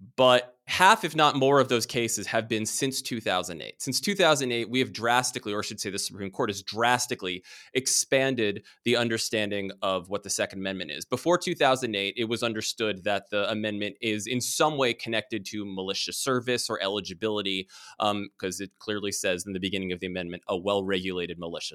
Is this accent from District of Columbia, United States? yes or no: yes; Washington, District of Columbia, United States; I grew up in Washington, D C, and was surrounded by the government from a very early age